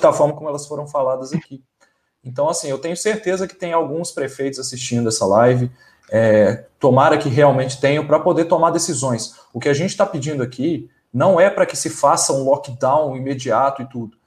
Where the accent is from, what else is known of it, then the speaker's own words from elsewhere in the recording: Brazil; a gente é brasileiro, igual qualquer um aqui